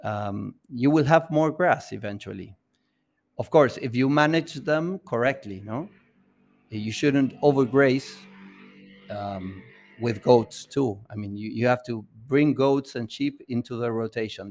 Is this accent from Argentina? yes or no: yes; Buenos Aires, Argentina; we come from Buenos Aires